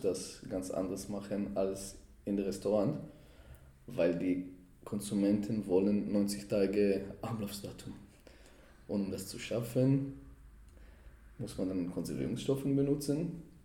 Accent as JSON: {"language": "German", "town": "Jerusalem", "region": "Jerusalem District", "country": "Israel", "tie": "born or raised there", "second_language": "German", "moved": "yes", "lives_now": "Germany", "said": "Ich komme aus Jerusalem und ich verbinde damit, dass schon als Kinder meine Mutter hat uns oder meine Eltern haben uns zu Abu Ghosh genommen"}